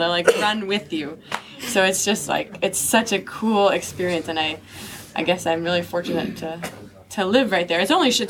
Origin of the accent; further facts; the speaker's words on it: Mill Road off of East Street, New York, United States; Mill Road off of East Street. That's where I live. That's where I grew up.